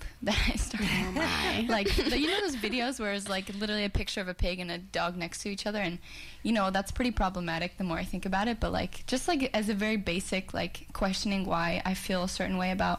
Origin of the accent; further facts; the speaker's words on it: New Jersey, United States; moved away as an adult; now in Vancouver, Canada; I'm from New Jersey in the United States, but I moved to Vancouver in August